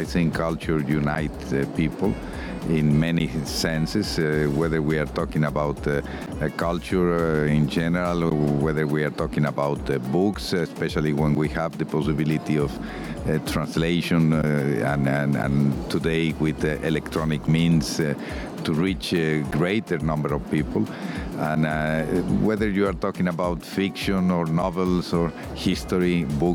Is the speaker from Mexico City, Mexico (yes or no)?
no; Guadalajara, Jalisco, Mexico; Guadalajara, which in addition happens to be my hometown.